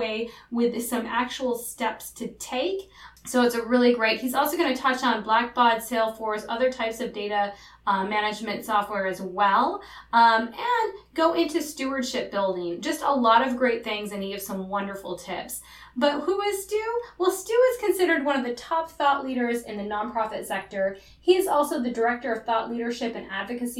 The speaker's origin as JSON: {"language": "English", "region": "Upper Peninsula of Michigan", "country": "United States", "moved": "yes"}